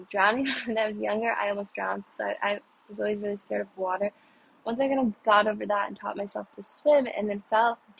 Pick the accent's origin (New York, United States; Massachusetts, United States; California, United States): New York, United States; New York City; I'm from New York City.